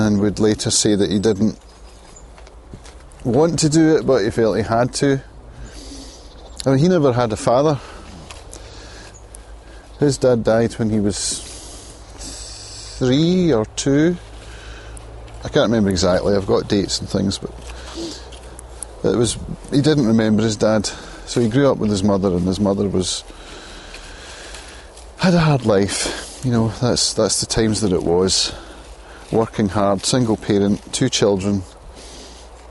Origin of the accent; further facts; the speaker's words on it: Prestwick, Scotland, United Kingdom; My mum grew up in Ayr, and I grew up in Prestwick